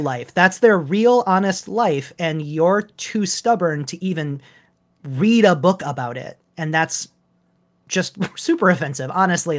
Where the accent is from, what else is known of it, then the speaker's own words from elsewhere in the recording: Michigan, United States; I grew up in Michigan